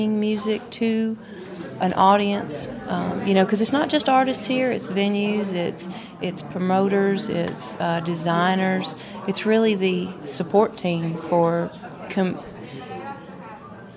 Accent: Little Rock, Arkansas, United States; also born or lived in Memphis, Tennessee; now in Mountain Home, United States; I'm from Arkansas. I grew up in Little Rock

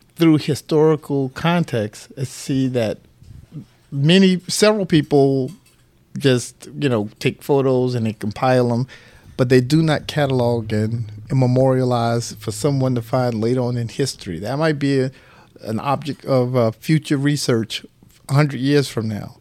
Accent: St. Petersburg, Florida, United States; born in July nineteen sixty-eight, right here in Saint Petersburg at, um, the hospital downtown known today as Bayfront

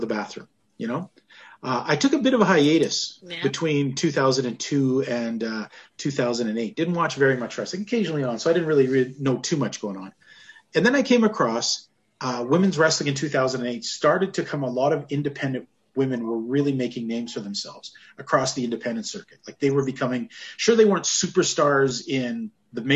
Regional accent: Western Canada, Canada; I grew up in Western Canada

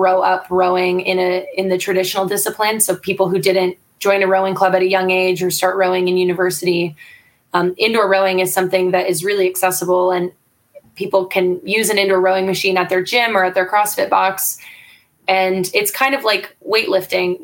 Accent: Canada; I'm Canadian

